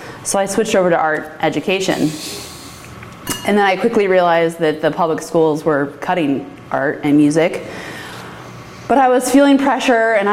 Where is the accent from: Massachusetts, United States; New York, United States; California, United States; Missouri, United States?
Missouri, United States; St. Louis; moved away as an adult; now in Oregon, United States; I'm from St. Louis, Missouri